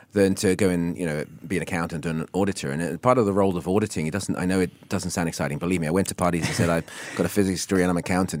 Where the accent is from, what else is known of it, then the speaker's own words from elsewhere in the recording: Isle of Wight, South East England, United Kingdom; also born or lived in Hong Kong; now in Singapore; growing up in the Alawai